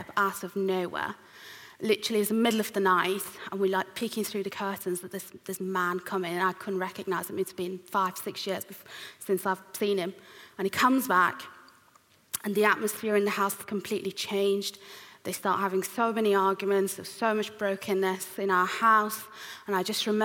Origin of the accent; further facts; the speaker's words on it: Iran; moved away; I was born and raised in Iran, which is an Islamic country